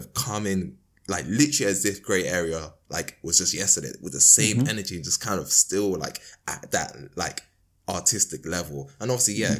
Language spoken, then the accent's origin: English; London, United Kingdom; my hometown, like, you know, Crystal Palace / Penge